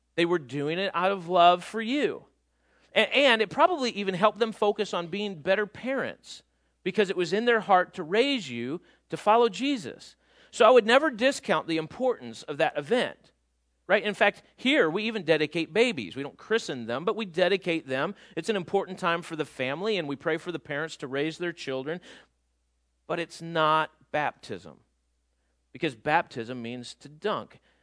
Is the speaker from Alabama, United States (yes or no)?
no; outside of Chicago, Illinois, United States; moved away as an adult; we grew up outside of Chicago, not in Chicago